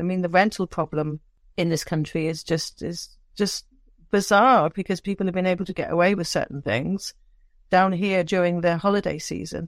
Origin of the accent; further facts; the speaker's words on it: Downderry, South West England, United Kingdom; moved away; growing up in Cornwall as a, you know as a young person